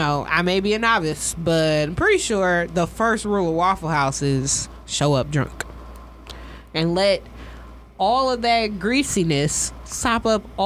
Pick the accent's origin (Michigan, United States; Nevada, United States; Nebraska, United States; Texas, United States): Michigan, United States